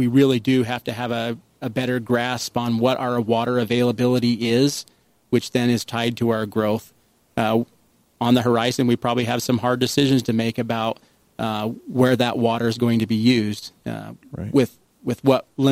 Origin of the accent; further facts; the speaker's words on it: St. George, Utah, United States; I'm a St. George kid, Andy. I grew up here in St. George back in at a time when we were about 7,500 people.